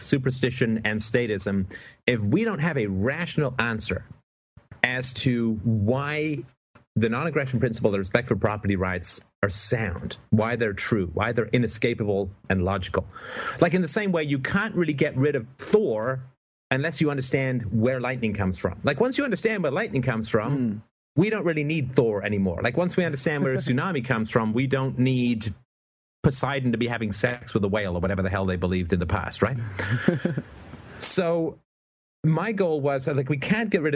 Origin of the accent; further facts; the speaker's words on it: Canada; I'm Canadian